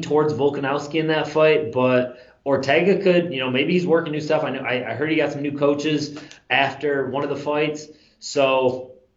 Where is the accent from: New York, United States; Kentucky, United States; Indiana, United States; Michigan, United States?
New York, United States; Western; born or raised there; now in Florida, United States